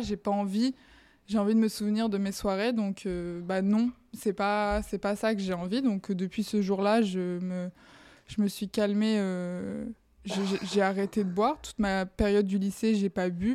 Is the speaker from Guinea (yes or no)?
no; Bayonne, Nouvelle-Aquitaine, France; moved away as an adult; now in Paris, France; Je viens du sud-ouest. Je suis de Bayonne à la base